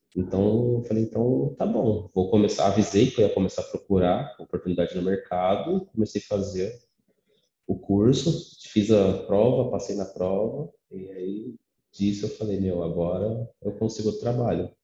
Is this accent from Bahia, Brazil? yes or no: no; São Paulo, Brazil; sou natural de São Paulo